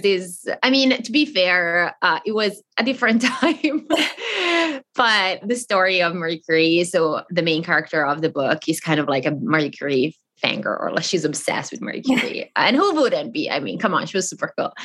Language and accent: English; the very north of Italy, northern Italy, Italy; first language Italian; English is a second language; moved away as an adult; I grew up in Italy